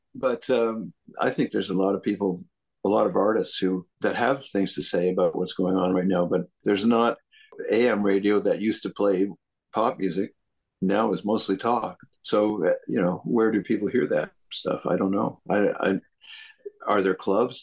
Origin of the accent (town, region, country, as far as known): Canada